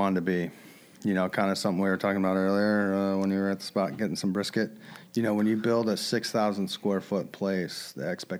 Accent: Cleveland, Ohio, United States; moved away; also born or lived in Charlotte; No, I'm from Cleveland, Ohio.

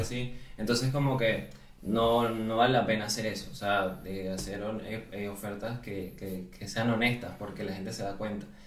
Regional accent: Venezuela; moved away as an adult; also born or lived in Uruguay; now in Spain; yo soy venezolano, pero eh, toda mi carrera profesional la hice en Uruguay

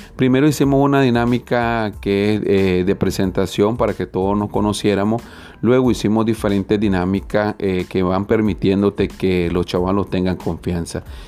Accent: Nicaragua; nuestra amada Nicaragua

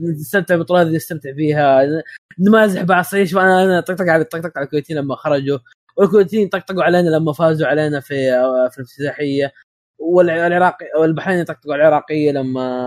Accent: Saudi Arabia; وانا كسعودي

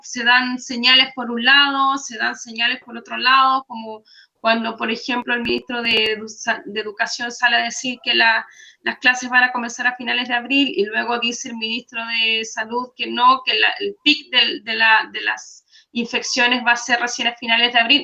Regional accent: Chile; moved away; como chilenos

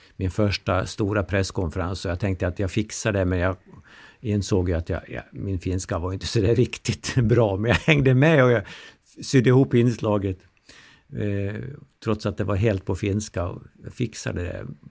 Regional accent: Ludvika, Dalarna County, Sweden; moved away as an adult; also born or lived in Ostrobothnia, Finland; now in Helsinki, Finland; jag var ett år gammal när familjen flyttade till Ludvika

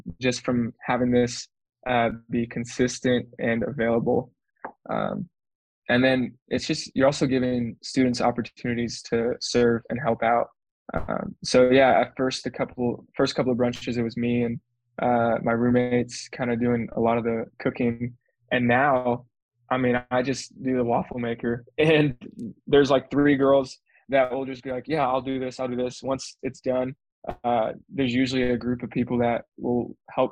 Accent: Texas, United States; now in Tucson, United States; I am from Texas. Yeah, I am from Texas.

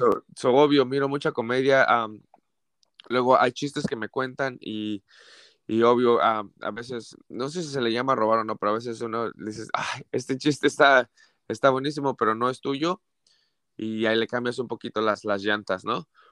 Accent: Mexico City, Mexico; moved away as an adult; now in Santa Barbara, United States; nací en la Ciudad de México, soy de la Ciudad de México

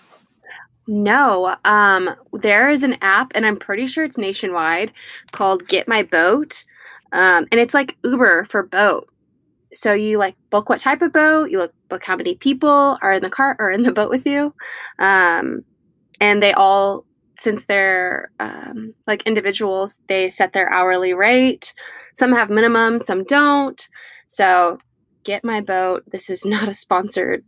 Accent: Mississippi, United States; I'm from Mississippi

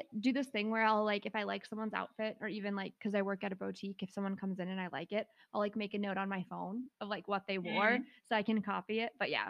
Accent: South Dakota, United States; also born or lived in Brookings; we're from South Dakota

